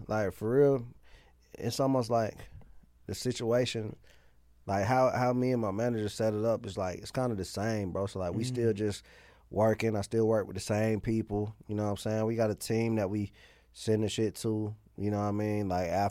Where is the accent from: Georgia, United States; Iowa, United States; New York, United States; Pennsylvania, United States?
Georgia, United States; Atlanta; Yeah, East side.